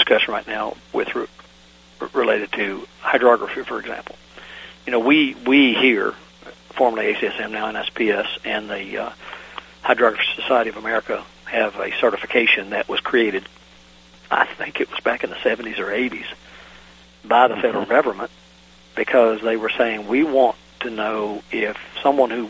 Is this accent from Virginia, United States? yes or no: yes; Virginia, United States; in my home state of Virginia